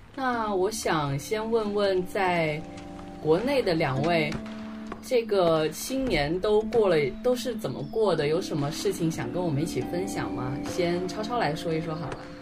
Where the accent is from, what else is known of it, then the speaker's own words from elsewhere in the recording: Guilin, Guangxi, China; 我们桂林也有，就是我老家算泉州县吧